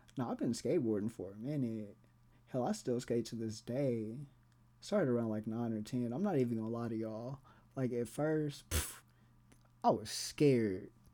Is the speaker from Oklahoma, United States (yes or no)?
yes; Tulsa, Oklahoma, United States; I grew up in Tulsa